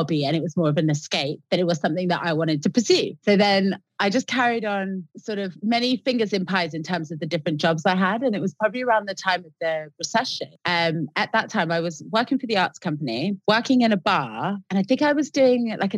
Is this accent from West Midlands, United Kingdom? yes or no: no; Exeter, South West England, United Kingdom; moved away as an adult; now in London, United Kingdom; I walked all the way around Exeter, which was my hometown, handing out my CV to various dental clinics